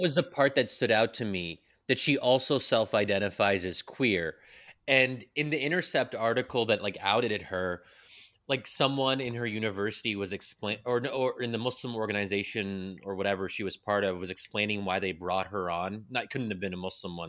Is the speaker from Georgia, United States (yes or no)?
no; Pennsylvania, United States; I'm born and raised in Pennsylvania